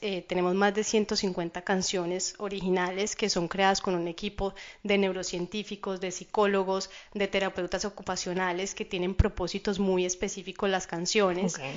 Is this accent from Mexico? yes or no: no; Colombia; now in Miami Beach, United States; yo soy colombiana